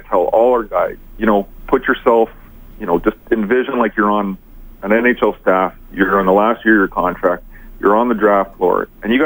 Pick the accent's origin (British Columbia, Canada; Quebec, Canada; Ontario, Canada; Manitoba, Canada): Quebec, Canada; Montreal; I was born and raised in Montreal